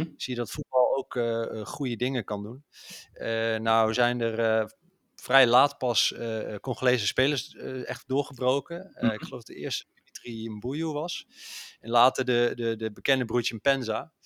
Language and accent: Dutch; Netherlands; als Nederlander